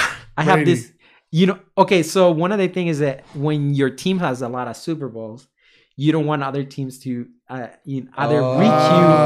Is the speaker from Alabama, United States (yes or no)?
no; San Francisco, California, United States; I mean, no, I'm from San Francisco.